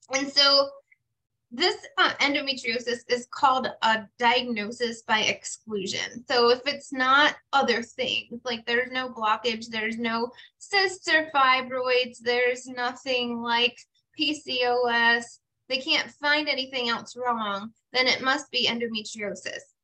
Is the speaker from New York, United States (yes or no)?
yes; Finger Lakes, upstate New York, United States; where I grew up in the Finger Lakes in upstate New York